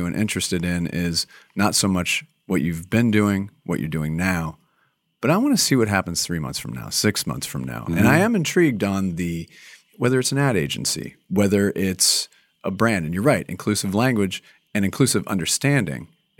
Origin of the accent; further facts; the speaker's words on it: Minnesota, United States; born there; I was born outside of Minneapolis.